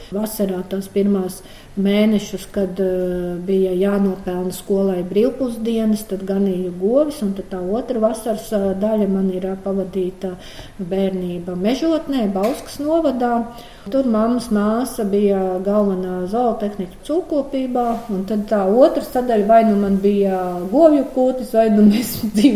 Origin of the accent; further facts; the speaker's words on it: Ozoli, Kuldīga Municipality, Latvia; Es esmu dzimusi Kuldīgā, dzīvoju Rendas pagastā. Es esmu purva meitene, jo Rendas kolhozā ir tāds purvs ozoli.